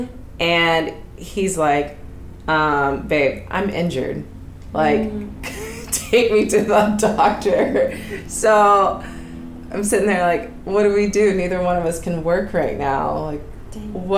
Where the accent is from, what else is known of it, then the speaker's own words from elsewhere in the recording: Dallas, Texas, United States; now in Los Angeles, United States; I grew up in Texas, so, you know, the South is a little different than over here